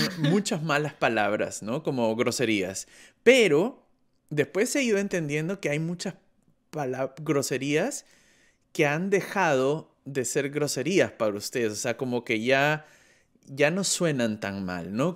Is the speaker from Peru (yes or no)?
yes; Peru; now in Germany; soy del Perú, pero vivo en Alemania